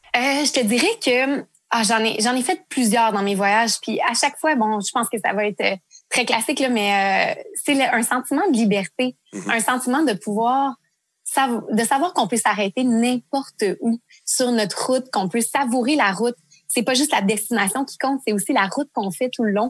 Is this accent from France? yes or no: no; Quebec, Canada; en tant que Québécois